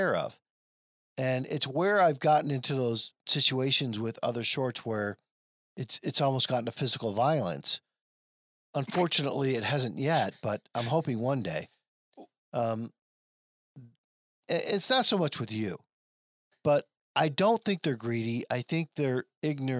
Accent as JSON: {"language": "English", "town": "Flint", "region": "Michigan", "country": "United States", "tie": "born or raised there", "said": "my days of growing up in Flint"}